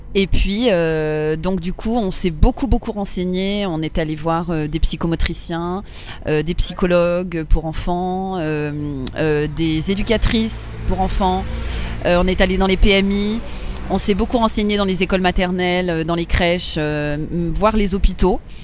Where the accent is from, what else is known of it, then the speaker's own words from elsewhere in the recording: Paris, Île-de-France, France; j'ai grandi à Paris. Euh, oui, oui, mon enfance, mon adolescence, euh, j'ai toujours été à Paris.